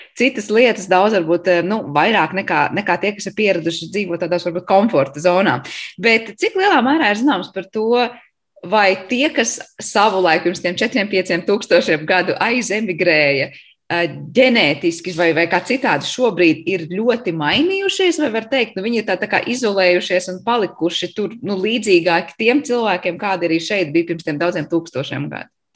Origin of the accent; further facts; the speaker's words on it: Latvia; esam mēs latvieši